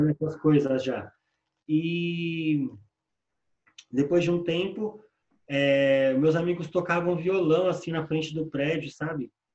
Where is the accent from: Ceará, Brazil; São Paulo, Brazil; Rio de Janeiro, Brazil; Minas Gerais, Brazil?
São Paulo, Brazil; Sou morador da Coab 2, lá do leste aqui em Itaquera